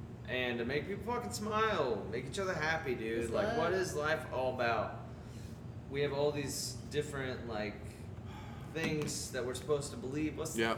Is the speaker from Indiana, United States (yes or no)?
yes; Elwood, Indiana, United States; I'm from Elwood.